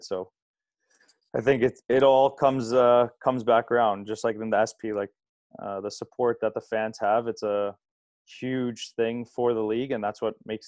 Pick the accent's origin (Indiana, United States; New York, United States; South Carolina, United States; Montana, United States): New York, United States; Long Island; just a little outside, but it's just a train right away.